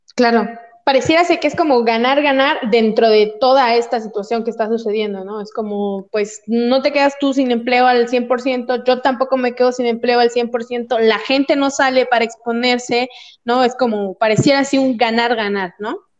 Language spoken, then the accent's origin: Spanish; Oaxaca, Mexico; el temblor que les mandó mi tierra